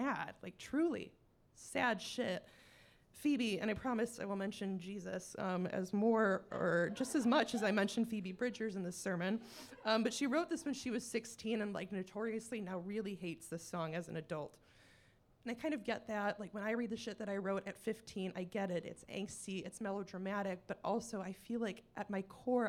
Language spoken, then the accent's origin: English; Michigan, United States; I'm also clearly from Michigan